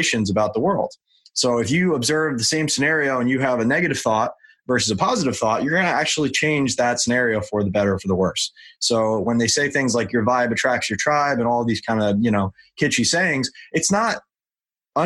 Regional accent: New York, United States; moved away as an adult; now in Southern California, United States

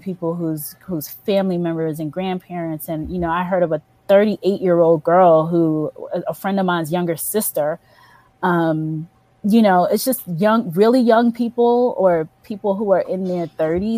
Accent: New York, United States; moved away; I grew up in New York

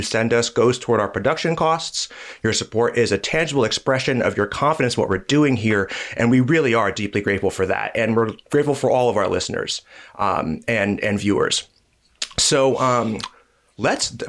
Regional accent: Jersey City, New Jersey, United States; my hometown of Jersey City

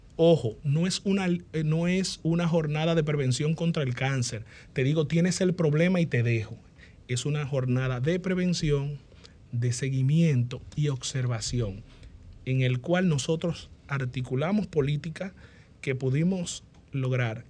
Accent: Dominican Republic; Yo nací en la Diego Colón número uno

